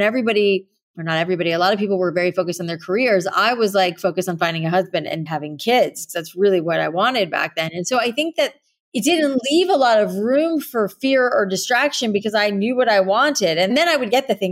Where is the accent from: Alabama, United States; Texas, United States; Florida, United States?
Florida, United States; South; growing up in South Florida with all the humidity in the air